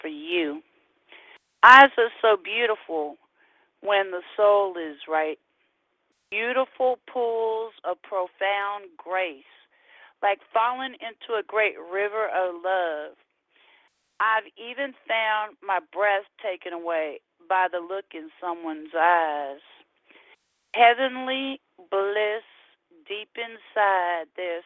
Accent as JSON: {"language": "English", "region": "California", "country": "United States", "moved": "yes", "lives_now": "Houston, United States", "said": "we're from California"}